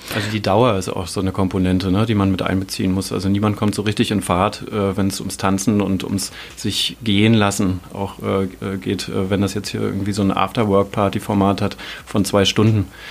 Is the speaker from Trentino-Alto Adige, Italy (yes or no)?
no; Turin, Piedmont, Italy; now in Dresden, Germany; aus meiner Heimatstadt Turin